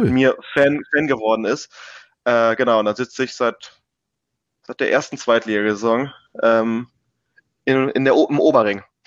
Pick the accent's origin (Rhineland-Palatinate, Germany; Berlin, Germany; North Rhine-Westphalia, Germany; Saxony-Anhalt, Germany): Berlin, Germany; ich bin gebürtiger Berliner und habe auch bis auf mal so ein paar Monate Ausnahme für ein Praktikum ähm, in Berlin gelebt. Ich bin groß geworden in Steglitz-Zehlendorf in Lichterfelde